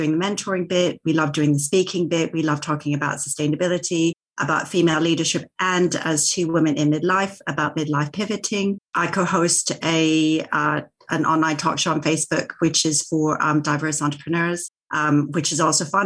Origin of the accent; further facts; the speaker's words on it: Vancouver, British Columbia, Canada; moved away as an adult; also born or lived in Tokyo; now in England; I am Japanese Canadian, born in Vancouver, traveled around quite a bit post-university